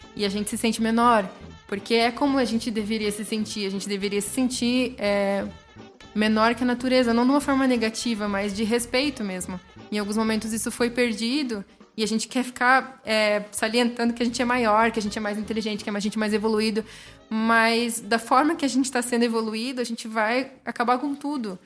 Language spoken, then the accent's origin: Portuguese; southern coast near Ilha Comprida, São Paulo, Brazil; moved away; De onde eu vim, igual para o litoral sul, tem uma praia muito próxima que se chama Ilha Comprida